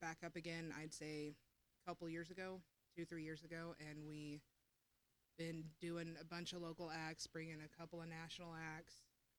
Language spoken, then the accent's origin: English; Springfield, United States; I am around from Springfield.